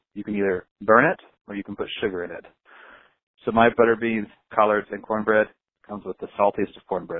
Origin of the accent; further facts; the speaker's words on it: Alabama, United States; now in Salt Lake City, United States; I'm from Alabama, although I live in Salt Lake